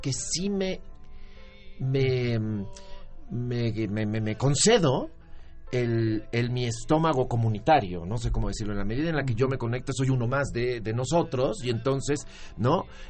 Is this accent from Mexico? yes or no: yes; Mexico City, Mexico; moved away as an adult; also born or lived in Tijuana / San Diego; vivimos en la Ciudad de México